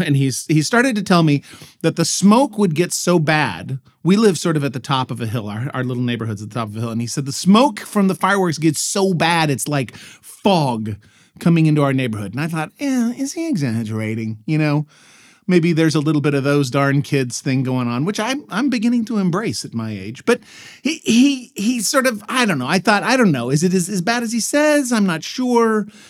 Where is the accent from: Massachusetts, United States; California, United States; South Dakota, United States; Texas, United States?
Texas, United States; Dallas; I grew up in Dallas, Texas, and, you know, as for as big a city as that was, you weren't allowed to actually have fireworks in the city limits